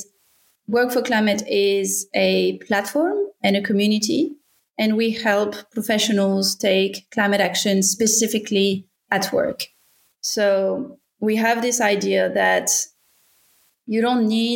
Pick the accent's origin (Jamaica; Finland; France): France; accent: French; English is a second language; moved away as an adult; now in Australia; I'm from France originally. You can probably tell from my accent, but I arrived in Australia 12 years ago.